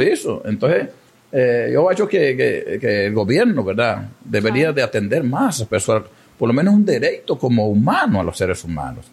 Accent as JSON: {"language": "Spanish", "country": "Venezuela", "moved": "as an adult", "lives_now": "Amazonas, Brazil", "said": "yo también soy migrante venezolano"}